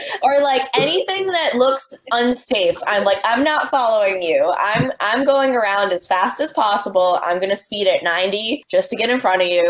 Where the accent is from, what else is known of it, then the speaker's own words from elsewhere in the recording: New Bedford, Massachusetts, United States; In New Bedford, which is my home. I was born and raised in New Bedford